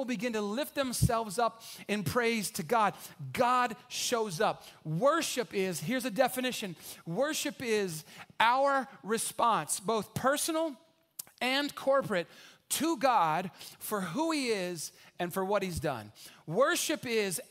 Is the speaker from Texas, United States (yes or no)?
yes; San Antonio, Texas, United States; I grew up here in San Antonio